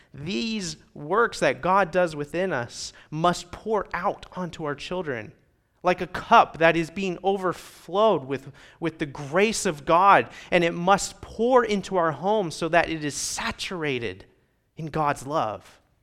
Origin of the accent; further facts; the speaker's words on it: Midwest Indiana, United States; moved away as an adult; now in Rio Grande Valley, United States; where I was raised in Midwest Indiana is not like it is here